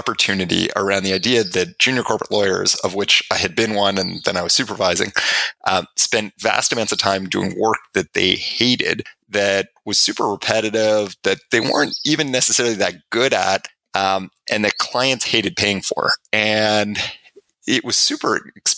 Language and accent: English; Canada; I'm Canadian